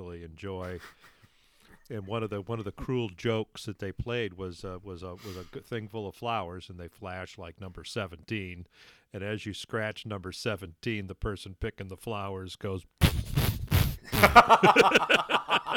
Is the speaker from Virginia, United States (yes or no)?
no; Michigan, United States; in Michigan near where I grew up